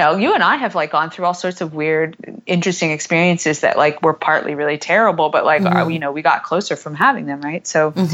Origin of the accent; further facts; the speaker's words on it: United States; I'm such an American